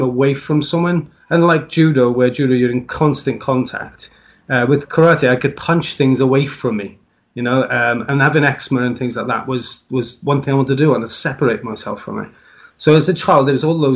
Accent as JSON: {"language": "English", "region": "South Wales", "country": "United Kingdom", "said": "I'm from South Wales. I'm very proud of being Welsh, like every other Welshman."}